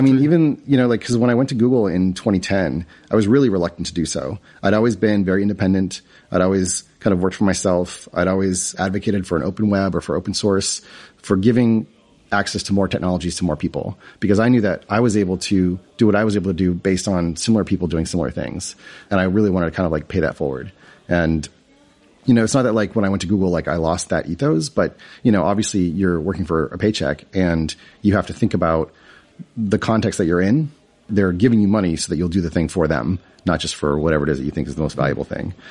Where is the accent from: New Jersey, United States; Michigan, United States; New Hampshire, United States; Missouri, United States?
New Hampshire, United States; I grew up in New England, um, in New Hampshire, which is a pretty small state